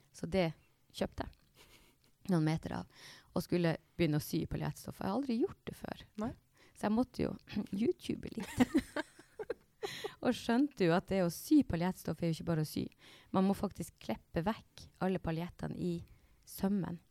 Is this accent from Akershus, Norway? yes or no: no; Snubba, Nordland, Norway; Jeg er opprinnelig fra Snubba